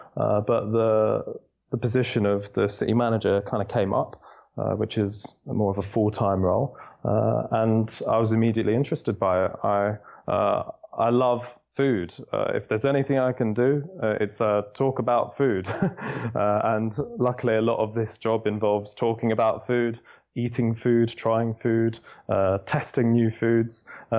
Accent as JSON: {"language": "English", "region": "London", "country": "United Kingdom", "tie": "born or raised there", "said": "I'm a Londoner, born and bred."}